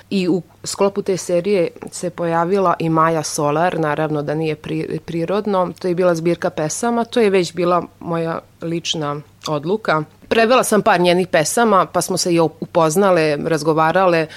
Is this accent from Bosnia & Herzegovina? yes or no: no; Novi Sad, Vojvodina, Serbia; first language Hungarian; Croatian is a second language; lakše da prevodim na mađarski, naravno, pošto mađarski znam mnogo bolje, iako sam odrasla tu u Novom Sadu, pa govorim solidno i srpski jezik